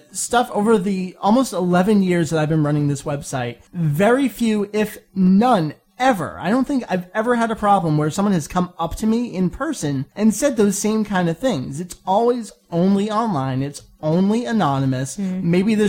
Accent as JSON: {"language": "English", "country": "Canada", "said": "I'm French Canadian."}